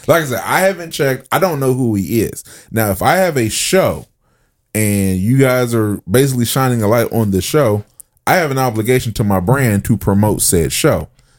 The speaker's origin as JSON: {"language": "English", "region": "New York", "country": "United States", "said": "I'm a New Yorker, and I hate when people say that."}